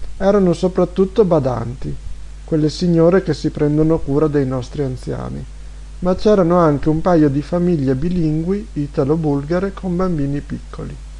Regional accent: Italy; moved away; che vengo dall'Italia

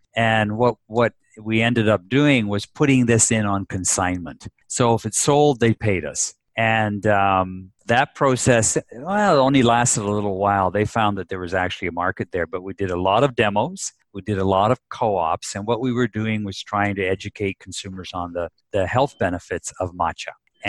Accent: Japan; My mother was born out there. I grew up in Japan.

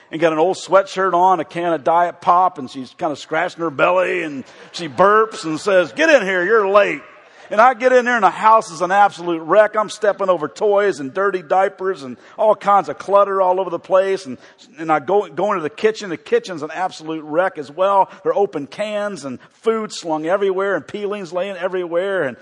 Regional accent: the South, United States; I know this is weird, and this will tell you that I grew up in the South.

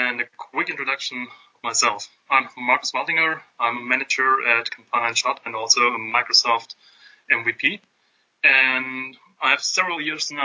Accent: Stuttgart, Baden-Württemberg, Germany; moved away as an adult; now in Atlanta, United States; originally I'm from Germany. My roots are in the beautiful south of Germany in Stuttgart, where the nice cars are built. I grew up there

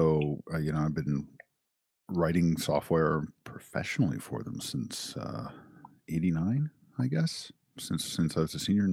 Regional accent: Silver Spring, Maryland, United States; Silver Spring, Maryland.

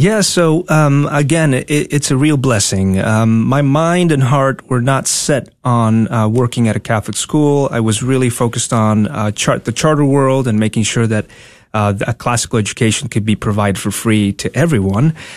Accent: Tegucigalpa, Francisco Morazán, Honduras; moved away as an adult; also born or lived in Dallas, Texas; now in United States; born and raised in Honduras, capital city, Tegucigalpa. I moved here when I was 19, uh, close to 20

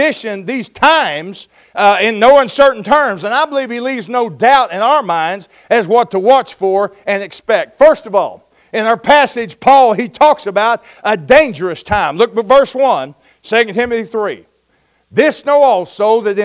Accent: Oklahoma, United States; I'm from Oklahoma. We call that a storm

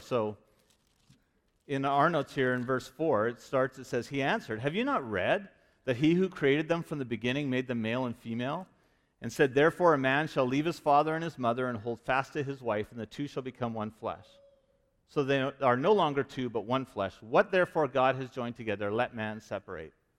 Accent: Vancouver, British Columbia, Canada; moved away; I'm from Vancouver

